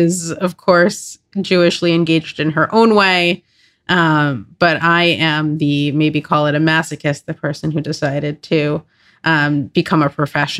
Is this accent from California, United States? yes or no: no; Long Island, New York, United States; I grew up on Long Island.